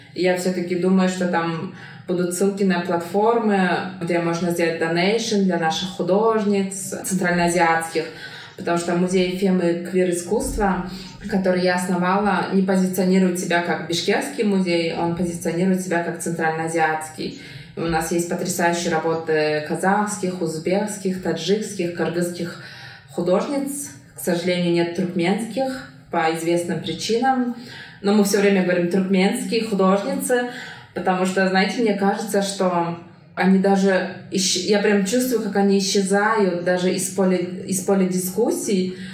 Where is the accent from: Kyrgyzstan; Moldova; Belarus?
Kyrgyzstan; first language Kyrgyz; Russian is a second language; я росла в кыргызской семье, и у меня была возможность учить русский язык